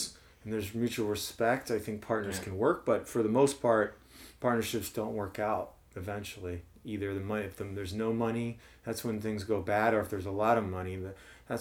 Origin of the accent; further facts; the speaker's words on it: New Jersey, United States; moved away as an adult; also born or lived in Jefferson City, Missouri; now in St. Louis, United States; Mostly in New Jersey, but I lived in Missouri till eight years old.